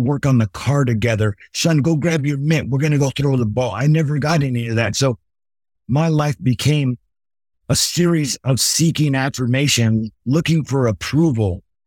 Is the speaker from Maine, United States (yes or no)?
no; Los Angeles, California, United States; I grew up in Los Angeles in the eighties and nineties